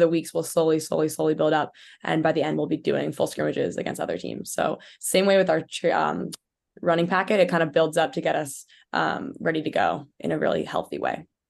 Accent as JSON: {"language": "English", "town": "Port Chester", "region": "New York", "country": "United States", "tie": "born or raised there", "said": "I'm from Portchester, New York"}